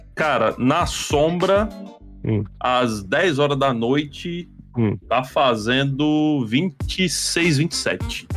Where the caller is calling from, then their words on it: Natal, Rio Grande do Norte, Brazil; eu falo de Natal